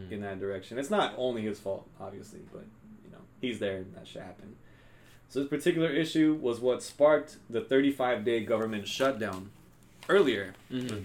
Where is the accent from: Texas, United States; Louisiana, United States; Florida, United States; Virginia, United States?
Texas, United States; I'm from Texas, bitch.